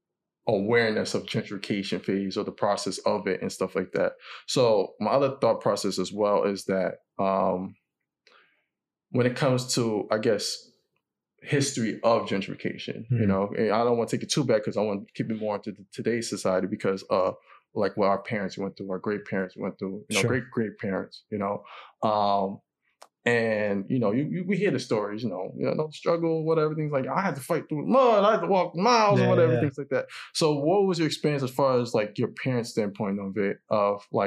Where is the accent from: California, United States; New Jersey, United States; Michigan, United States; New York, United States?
New York, United States; New York City; also born or lived in Queens / Far Rockaway; I was born in Queens, but even though I was mostly raised in the South Bronx